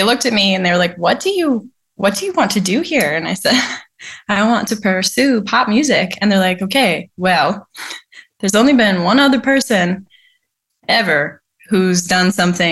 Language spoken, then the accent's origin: English; Mukwonago, Wisconsin, United States; I grew up in Maquonago, Wisconsin